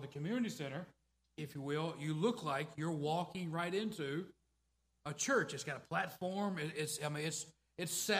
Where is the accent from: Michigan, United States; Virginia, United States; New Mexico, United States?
Virginia, United States; Southeast; moved away as an adult; also born or lived in the West (US); I grew up in rural America. I grew up there in Southeast Virginia, in the Bible Belt, as we call it